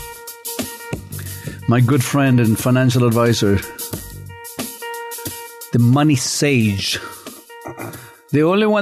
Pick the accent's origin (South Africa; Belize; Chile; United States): Chile; now in Canada; Growing up in Chile and under a very, very, very religious family